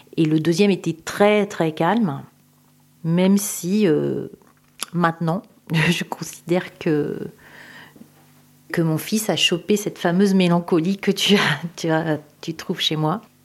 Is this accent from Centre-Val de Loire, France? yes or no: yes; Tours, Centre-Val de Loire, France; J'habite à Tours. Je suis originaire de Tours.